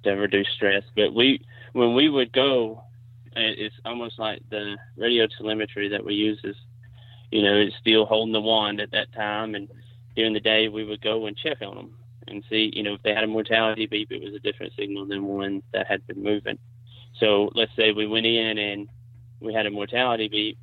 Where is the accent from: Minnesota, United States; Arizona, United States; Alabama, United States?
Alabama, United States; also born or lived in South Carolina; I'm from Alabama. I currently live on the Warrior River.